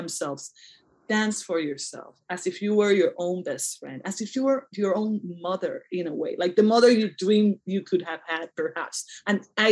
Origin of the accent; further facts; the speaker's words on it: Puerto Rico; I'm from Puerto Rico and I prefer my name in Spanish